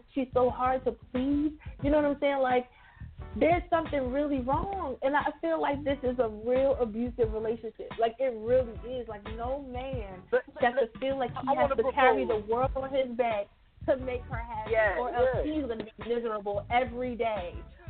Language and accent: English; Philadelphia, Pennsylvania, United States; I'm from Philly. We put jimmies on our ice cream.